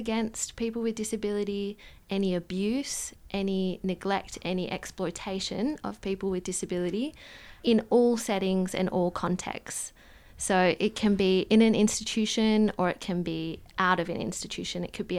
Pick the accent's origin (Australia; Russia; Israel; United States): Australia; Perth, Western Australia; Yeah, so I grew up in Perth and, yes, spent my childhood there, moved around a little bit with my family as an expat living in different countries, but came back to Perth.